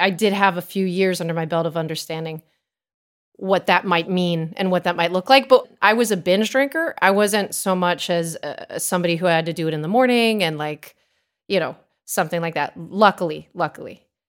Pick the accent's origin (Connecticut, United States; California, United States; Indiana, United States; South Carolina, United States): Connecticut, United States; I grew up in Connecticut